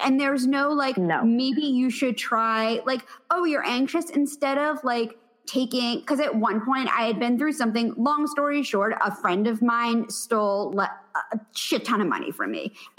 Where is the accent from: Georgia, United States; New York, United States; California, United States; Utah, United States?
New York, United States; New York City; And my parents, this is the thing, like, look, I'm from the Upper East Side of Manhattan.